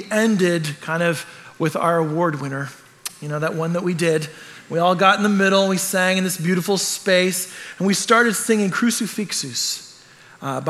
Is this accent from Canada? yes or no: yes; Canada; I'm Canadian. I grew up in a culture that's just like this